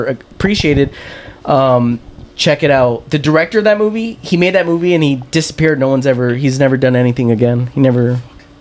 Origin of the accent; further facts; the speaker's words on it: United States; me as an American